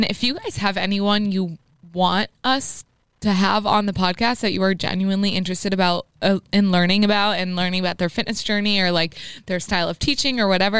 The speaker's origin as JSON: {"language": "English", "town": "Framingham", "region": "Massachusetts", "country": "United States", "said": "I'm from Framingham."}